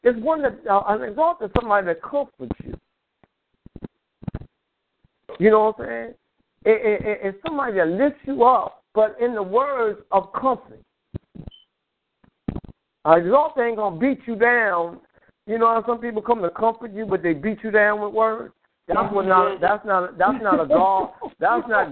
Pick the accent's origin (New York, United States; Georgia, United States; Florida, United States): New York, United States; I grew up in New York